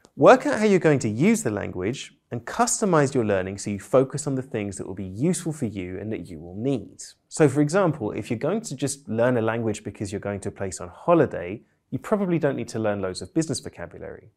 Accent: United Kingdom; I'm British polyglot

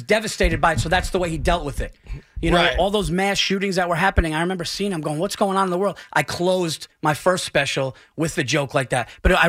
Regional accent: Yonkers, New York, United States; I was born in Yonkers. I'm a Westchester guy.

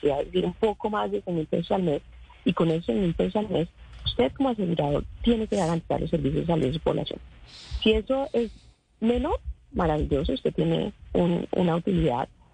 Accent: Colombia

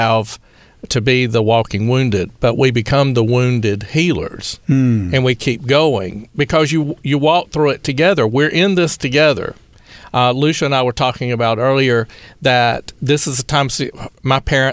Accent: Eastern North Carolina, United States; accent: southern drawl; moved away; also born or lived in Baton Rouge; I'm from Eastern North Carolina.

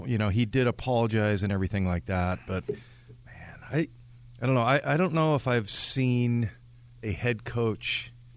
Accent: San Diego, California, United States; I was born in San Diego

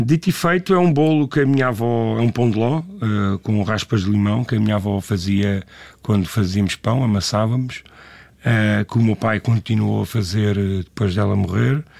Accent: Lisbon, Portugal; eu sou natural do bairro de Alvalade, e, e, mas eh, vivi cá desde criança

